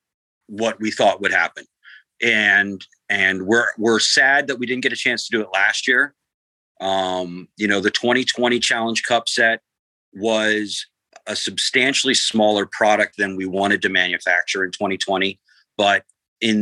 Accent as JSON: {"language": "English", "town": "Columbia", "region": "Maryland", "country": "United States", "tie": "born or raised there", "moved": "yes", "lives_now": "Los Angeles, United States", "said": "I grew up in Columbia, Maryland, which is like Soccer Town USA."}